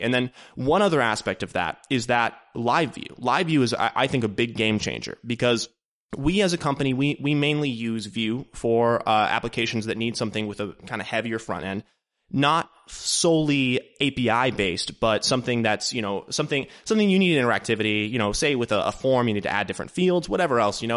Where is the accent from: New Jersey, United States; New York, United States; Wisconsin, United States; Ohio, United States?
Ohio, United States; Dayton; also born or lived in Columbus, Ohio; based in Dayton, Ohio, which is actually my hometown